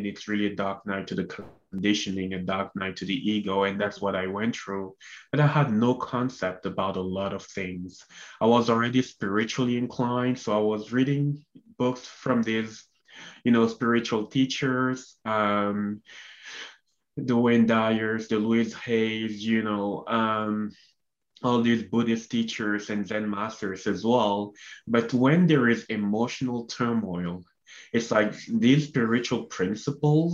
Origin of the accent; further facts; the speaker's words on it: Cameroon; moved away as an adult; also born or lived in Canada; I was born and raised in Cameroon, Central Africa